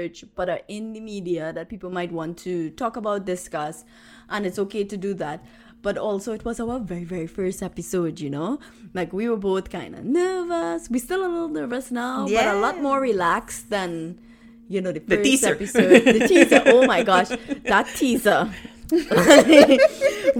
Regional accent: Trinidad & Tobago; first language Trinidad English; now in Canada; I am from Trinidad.

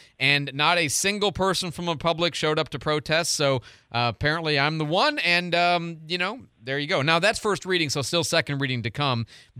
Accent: Midwest, United States; now in Florida, United States; I come from the Midwest where the water pipe comes to your house from a couple feet in the ground

